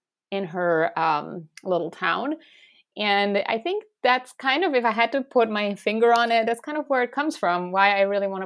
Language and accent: English; Stuttgart, Baden-Württemberg, Germany; And when she arrived in the place where ultimately I grew up around Stuttgart, the southwest of Germany, she didn't have something that she called home, right?